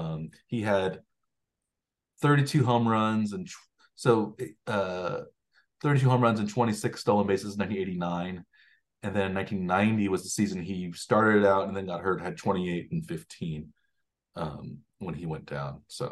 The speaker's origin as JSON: {"language": "English", "town": "Kansas City", "country": "United States", "said": "I'm from Kansas City"}